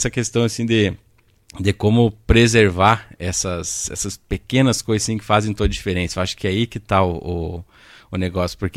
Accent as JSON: {"language": "Portuguese", "town": "Ibiaçá", "region": "Rio Grande do Sul", "country": "Brazil", "tie": "born or raised there", "said": "Eu sou natural de Ibiaçá."}